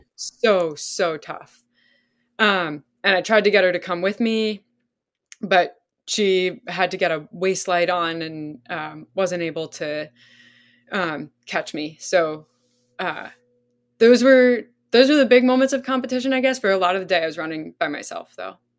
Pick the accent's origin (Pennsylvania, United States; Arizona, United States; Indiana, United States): Pennsylvania, United States; also born or lived in Vermont; I grew up in Pennsylvania.